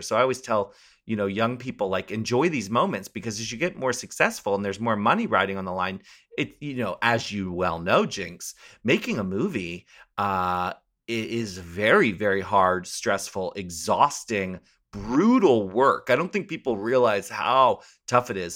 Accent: Maryland, United States; I grew up in Maryland

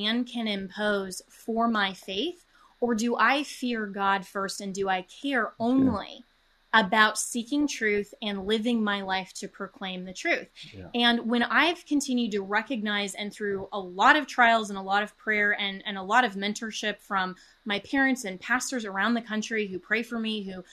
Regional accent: Colorado, United States; my home state of Colorado

